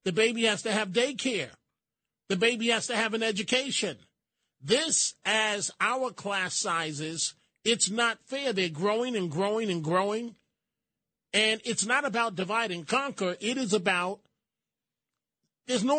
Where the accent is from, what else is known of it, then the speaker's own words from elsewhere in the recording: New York City, New York, United States; I'm from the Bronx